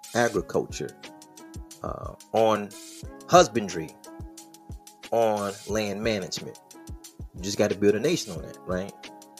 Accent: Midwest, United States; I'm from the Midwest

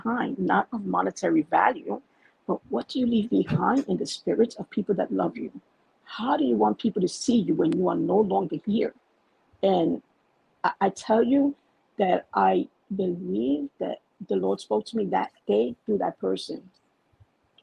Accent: New York City, New York, United States; moved away as an adult; now in New Jersey, United States; I'm from Bushwick, Brooklyn, born and raised there. I didn't come to Jersey till I was 32

